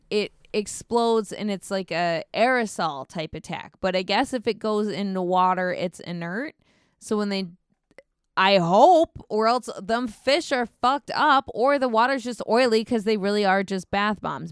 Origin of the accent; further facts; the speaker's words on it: United States; As an American, uh, tourist